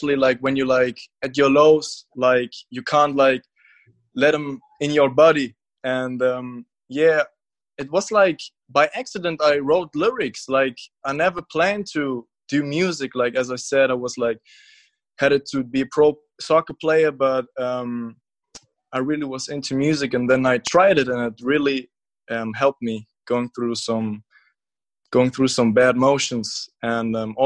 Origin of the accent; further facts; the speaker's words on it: Munich, Bavaria, Germany; I'm from Munich, Germany